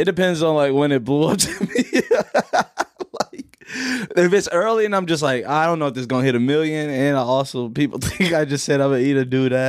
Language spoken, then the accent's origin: English; Cameroon